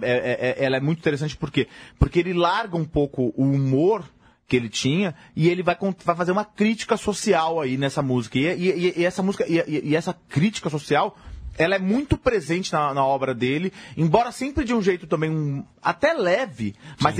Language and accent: Portuguese; São Paulo, Brazil; para nós que vivemos em São Paulo, para nós que somos paulistas